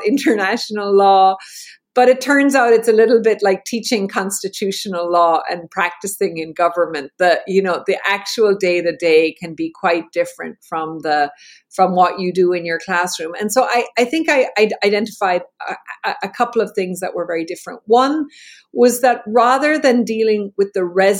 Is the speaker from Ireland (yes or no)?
yes; Ireland; I'm Irish